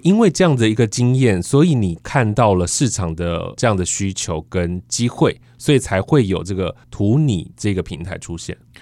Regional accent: Taiwan; 我们从小在台湾生活

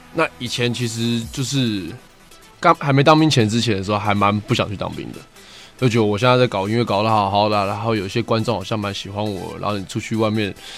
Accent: Taipei, Taiwan; 我曾经在木栅住过一段时间

